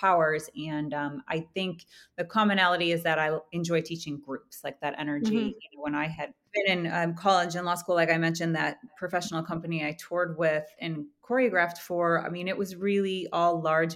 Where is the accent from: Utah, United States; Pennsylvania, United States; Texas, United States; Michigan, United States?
Michigan, United States; Plymouth; moved away; I'm originally from Michigan, Plymouth, Michigan